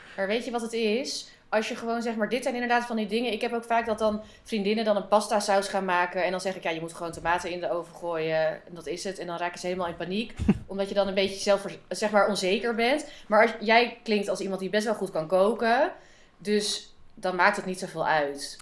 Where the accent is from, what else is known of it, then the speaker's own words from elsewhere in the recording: Amsterdam, North Holland, Netherlands; uit Amsterdam